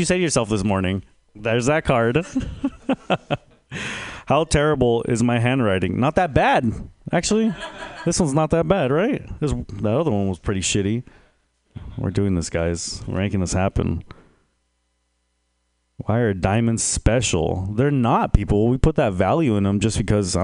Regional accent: San Jose, California, United States; moved away; also born or lived in Texas; I'm originally from San Jose

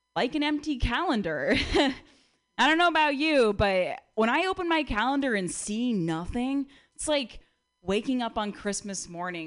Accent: Connecticut, United States; moved away; also born or lived in Berkeley; I'm from outside New York City.

